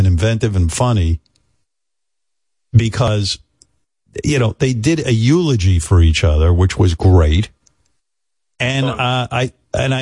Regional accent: Rockville Centre, New York, United States; also born or lived in Roosevelt, New York; I moved from Roosevelt, Long Island to Rockville Center

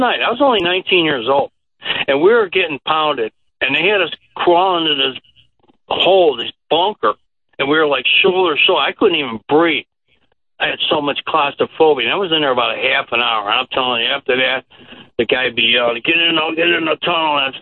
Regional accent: Chicago, Illinois, United States; I'm from Chicago

